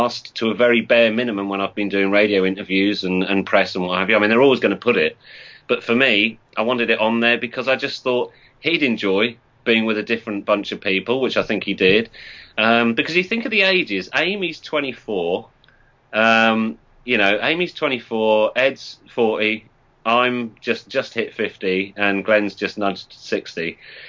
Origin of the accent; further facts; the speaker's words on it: Norwich, East of England, United Kingdom; also born or lived in Northampton; I'm from Norwich